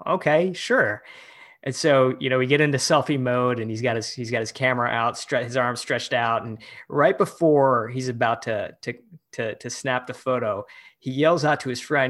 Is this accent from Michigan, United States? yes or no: yes; Michigan, United States; moved away as an adult; also born or lived in San Francisco; I moved back to my hometown in Michigan to run for office